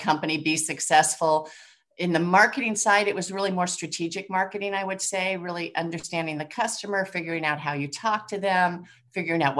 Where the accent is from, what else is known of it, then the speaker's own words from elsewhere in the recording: San Francisco, California, United States; moved away as an adult; also born or lived in Ann Arbor, Michigan; I grew up in San Francisco